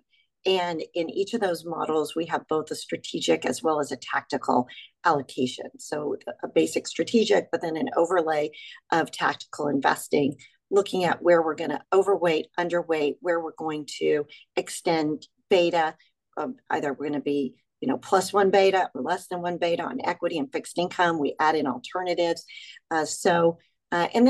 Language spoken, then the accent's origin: English; Texas, United States; I grew up in Texas